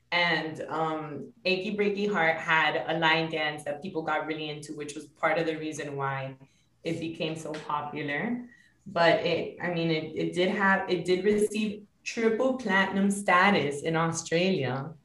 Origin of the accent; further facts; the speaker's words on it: Miami, Florida, United States; Like my hometown, and I think about Miami